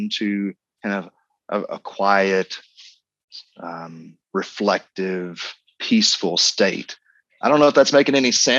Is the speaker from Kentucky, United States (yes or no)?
yes; Kentucky, United States; I grew up here in Kentucky, was bourbon country, and we grew up on alcohol